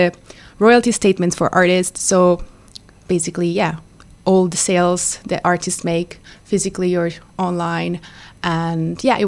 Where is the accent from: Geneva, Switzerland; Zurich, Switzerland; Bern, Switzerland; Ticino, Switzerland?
Ticino, Switzerland; moved away as an adult; also born or lived in Lausanne / London; I am from Ticino, a very small valley in North Ticino